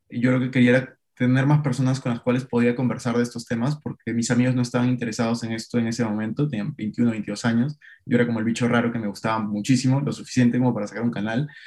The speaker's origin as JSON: {"language": "Spanish", "country": "Peru", "moved": "as an adult", "lives_now": "Madrid, Spain", "said": "Ahora estoy viviendo en Madrid, eh, yo soy de Perú, como les decía, estoy haciendo una maestría aquí, un MBA"}